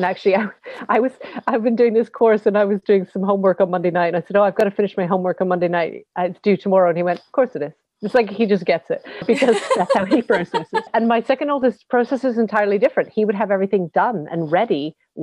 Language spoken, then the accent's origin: English; West Coast of Canada, Canada; We're from the West Coast.